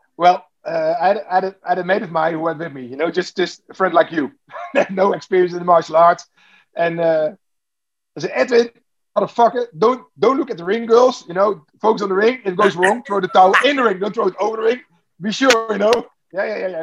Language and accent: English; Netherlands; I'm, I'm from Holland